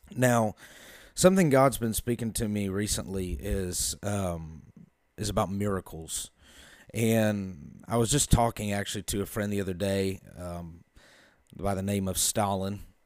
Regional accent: Carmel, Indiana, United States; I am from Carmel, Indiana, about twenty minutes north of Indianapolis.

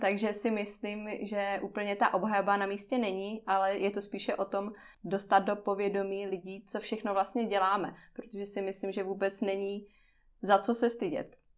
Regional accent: Ostrava, Moravian-Silesian Region, Czechia; pocházím z Ostravy

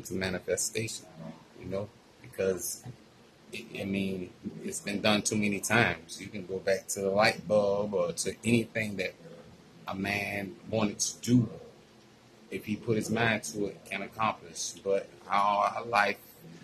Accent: Savannah, Georgia, United States; born and raised in Savannah, Georgia.

